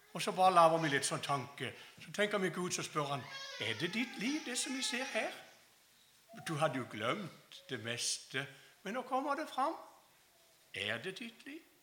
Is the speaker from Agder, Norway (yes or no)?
yes; Kristiansand, Agder, Norway; Jeg kommer altså fra Flekkerøy utenfor Kristiansand.